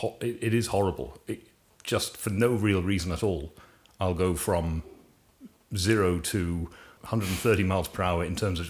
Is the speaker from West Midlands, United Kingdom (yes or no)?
no; Banbridge, Northern Ireland, United Kingdom; we are from Banbridge